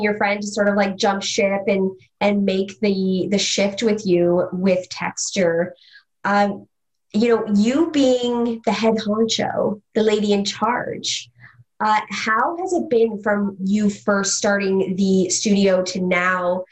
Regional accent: Mississauga, Ontario, Canada; now in Toronto, Canada; I grew up in Mississauga

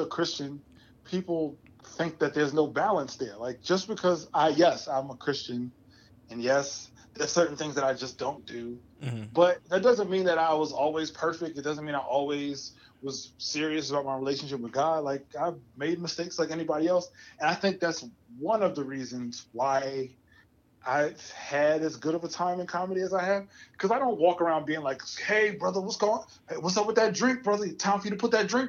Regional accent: New Jersey, United States; I'm from Jersey.

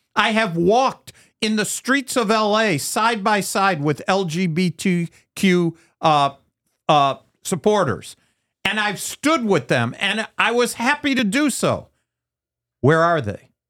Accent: United States; I'm an American. I'm a Jewish American.

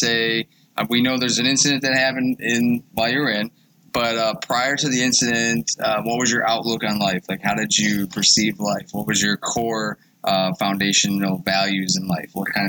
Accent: Wheatfield, New York, United States; I'm a Niagara Wheatfield guy. I went to Cardinal Hare for a few years, but we're both Western New York guys here.

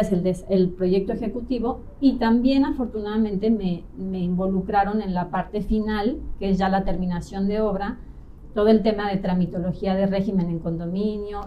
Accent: Mexico City, Mexico; moved away as an adult; now in Playa del Carmen, Mexico; tengo 38 años, soy de Ciudad de México

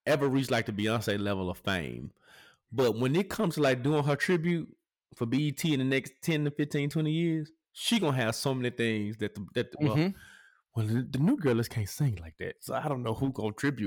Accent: Memphis, Tennessee, United States; I ain't from Nigeria. I'm from Memphis, Tennessee

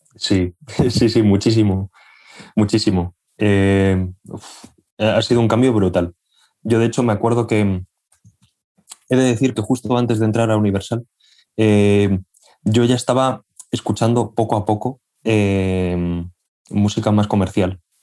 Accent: Albacete, Castilla-La Mancha, Spain; moved away as an adult; now in Madrid, Spain; yo soy de una ciudad eh, que está al sureste de España, soy de Albacete, y bueno, yo viví allí hasta los 18 años y me vine a Madrid a estudiar.

